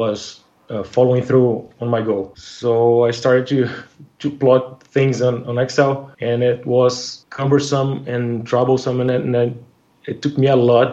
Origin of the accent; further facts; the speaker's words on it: Brazil; now in Rio de Janeiro, Brazil; I'm from Brazil. I've been living in Rio de Janeiro since last October when my company moved me here